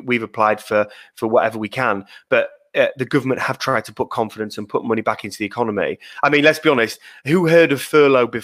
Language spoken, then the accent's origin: English; Leeds, Yorkshire and the Humber, United Kingdom; also born or lived in London; I'm from Leeds, actually, West Yorkshire. I'm a Yorkshire lad.